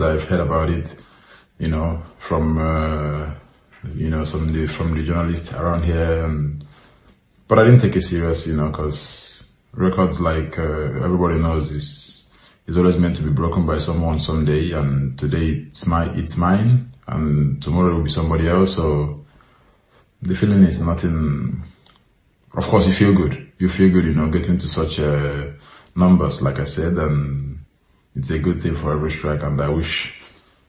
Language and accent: English; Nigeria; now in Italy; I was born in Nigeria